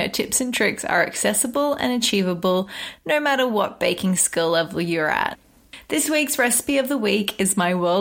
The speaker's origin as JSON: {"language": "English", "country": "Australia", "said": "As an Aussie"}